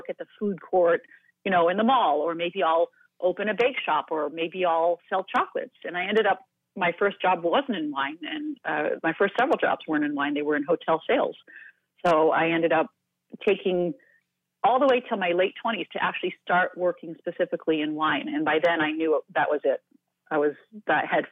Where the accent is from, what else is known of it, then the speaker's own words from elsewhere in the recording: East Coast, United States; now in California, United States; I live in California. I was raised on the East Coast